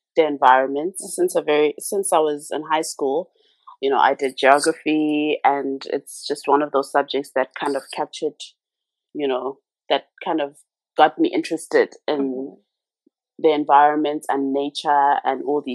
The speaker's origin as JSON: {"language": "English", "town": "Ladysmith", "region": "KwaZulu-Natal", "country": "South Africa", "tie": "born or raised there", "moved": "yes", "said": "I'm originally from Ladysmith in KZN. Mm-hmm. I was born and bred there."}